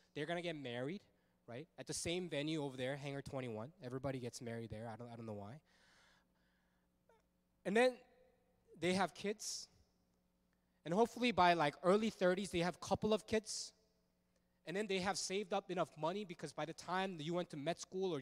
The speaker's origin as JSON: {"language": "English", "town": "Fullerton", "region": "California", "country": "United States", "tie": "born or raised there", "also_born_or_lived": "Los Angeles, United States", "said": "I grew up in Fullerton. I went to Sunny Hills High School, go Lancers."}